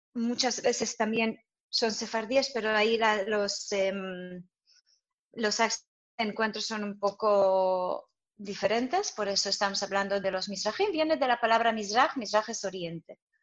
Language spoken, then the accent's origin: Spanish; Jerusalem, Jerusalem District, Israel; Spanish is a second language; moved away as an adult; also born or lived in Soviet Union; now in Madrid, Spain; soy israelí, he crecido en Jerusalén y he venido a Madrid hace seis